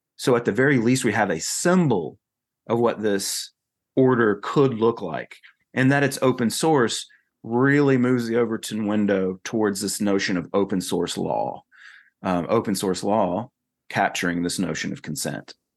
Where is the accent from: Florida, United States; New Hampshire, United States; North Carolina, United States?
North Carolina, United States; moved away as an adult; also born or lived in Texas; now in South Carolina, United States; I come from North Carolina